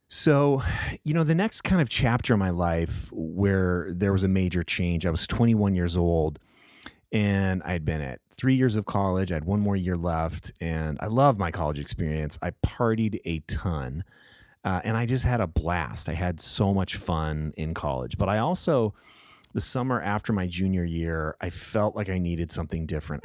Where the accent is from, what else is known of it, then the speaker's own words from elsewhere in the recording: Southern California, United States; I grew up in Southern California